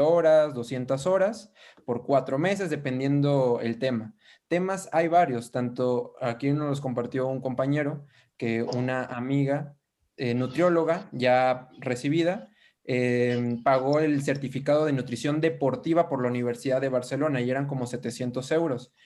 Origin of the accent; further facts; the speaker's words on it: Mexico; Yo soy de México